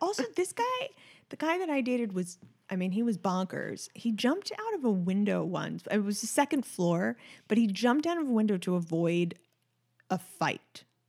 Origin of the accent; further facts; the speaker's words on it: New York City, New York, United States; I grew up in Manhattan